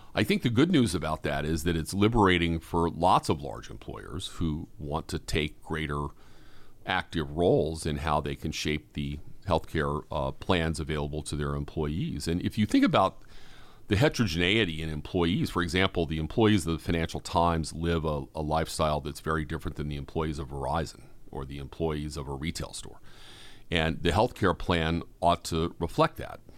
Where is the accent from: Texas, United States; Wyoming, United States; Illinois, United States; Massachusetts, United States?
Massachusetts, United States; Boston; I'm a Bostonian